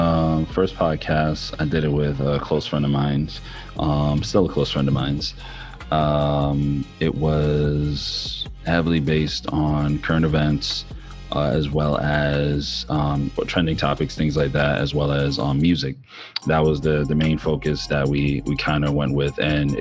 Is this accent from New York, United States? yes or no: yes; New York City, New York, United States; now in Houston, United States; I am from the Bronx, or raised in the Bronx, and I am currently a transplant in Houston, down in Texas.